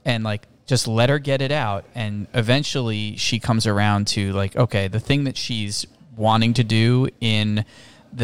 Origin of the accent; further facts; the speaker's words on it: Toms River, New Jersey, United States; also born or lived in New York City, New York; now in Doylestown, United States; We grew up in Toms River, New Jersey.